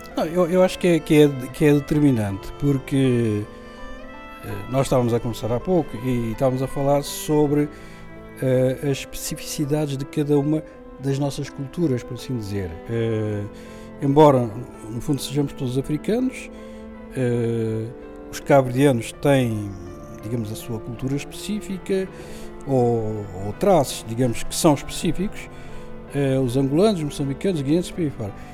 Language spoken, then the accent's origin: Portuguese; Lisbon, Portugal; also born or lived in Sal, Cape Verde / Germany; Eu nasci em Cabo Verde há 57 aninhos, na Ilha do Sal, mais propriamente, e vim para Portugal, para Lisboa, com 7 anos